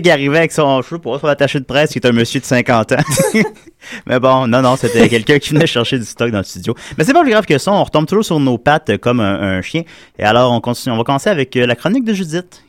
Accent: South Shore of Quebec City, Canada; moi puis tous mes co-animateurs, on vient de la Rive-Sud de Québec.

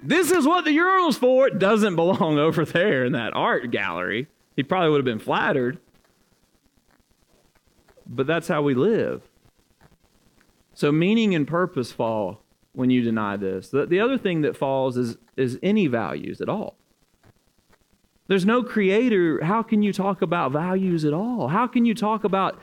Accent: Alabama, United States; now in Louisville, United States; I am at heart from Alabama.

